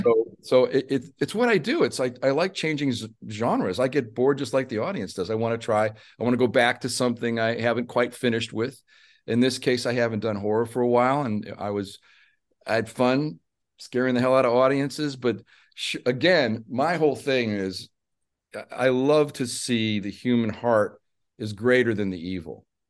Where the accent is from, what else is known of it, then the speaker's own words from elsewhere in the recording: Chicago, Illinois, United States; I'm from Chicago